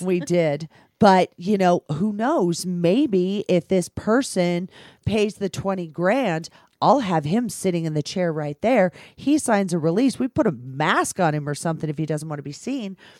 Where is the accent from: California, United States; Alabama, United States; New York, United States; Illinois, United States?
California, United States; now in Las Vegas, United States; I'm from California